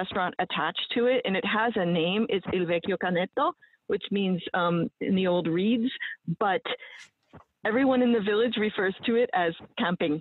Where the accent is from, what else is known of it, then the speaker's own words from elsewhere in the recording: New England, United States; I'm from New England, and we're also pretty buttoned up compared to the rest of the United States